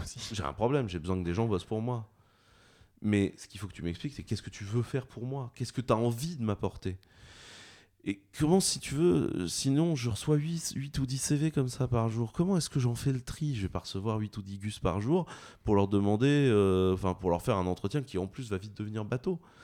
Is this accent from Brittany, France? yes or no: yes; Brittany, France; je suis breton